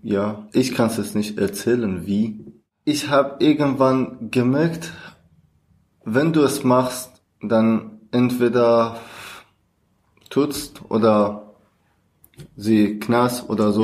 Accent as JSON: {"language": "German", "region": "Kurdistan", "country": "Iran", "second_language": "German", "moved": "as an adult", "lives_now": "Germany", "said": "Ich komme aus dem Iran. Ich bin eigentlich Kurder und seit 2016 bin ich nach Deutschland angekommen."}